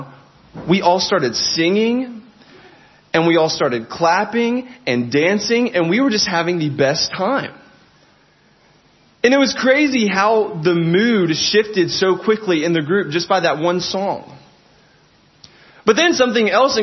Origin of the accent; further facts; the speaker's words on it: Arkansas, United States; I'm from a state in America called Arkansas